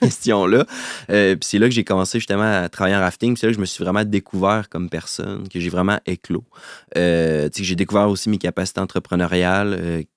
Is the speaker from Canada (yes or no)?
yes; Quebec, Canada; Je suis originaire euh, de Québec.